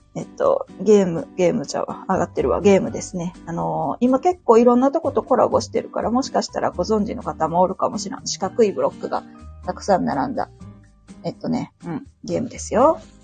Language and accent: Japanese; Osaka, Japan; accent: Kansai dialect; ところどころね、関西弁が出ると思うんですけど、えっと、大阪出身になります。